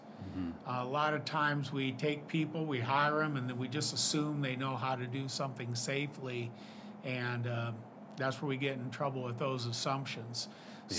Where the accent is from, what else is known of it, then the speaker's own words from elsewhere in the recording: Storm Lake, Iowa, United States; I grew up in Storm Lake, Iowa, and I went to BV for 2 years, transferred to Iowa State, where I got my BA and ultimately my master's.